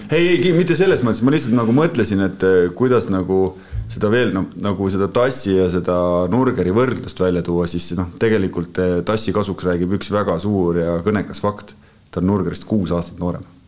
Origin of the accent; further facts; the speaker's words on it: Estonia; ma olen muidugi eestlane